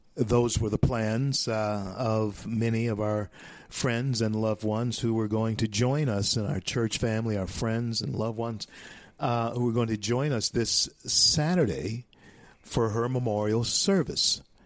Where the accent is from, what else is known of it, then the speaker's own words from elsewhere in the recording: United States; I am an American, and uh, I have never been a citizen of any other nation but this nation, America.